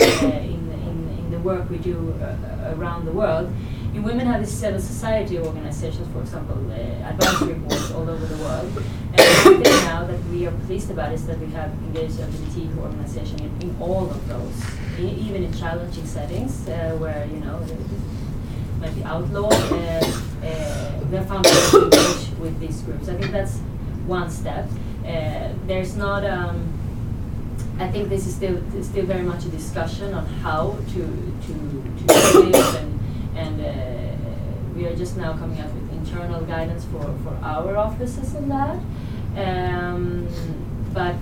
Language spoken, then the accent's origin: English; Sweden; I'm from Sweden